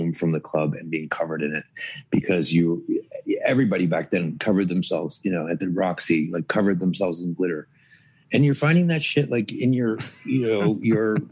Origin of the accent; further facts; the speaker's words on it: Toronto, Ontario, Canada; moved away; also born or lived in Dallas, Texas / New York; I grew up in Toronto